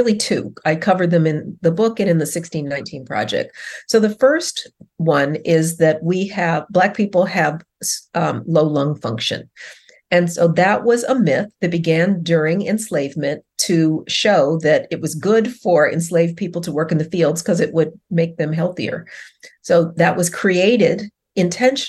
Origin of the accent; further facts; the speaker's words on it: Denver, Colorado, United States; moved away; I grew up in Colorado. That's where I'm from